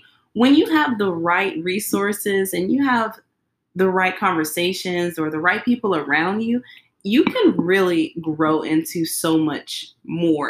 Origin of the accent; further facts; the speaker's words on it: Brownwood, Texas, United States; now in Fort Worth, United States; I'm from Brownwood. Probably never heard of it, but it's a small town. And my family, we lived there for a while